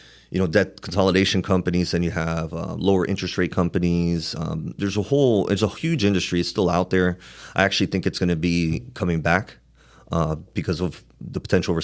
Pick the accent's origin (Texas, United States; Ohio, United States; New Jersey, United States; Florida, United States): Florida, United States; Miami; I'm up from Miami, got a little gift to gab.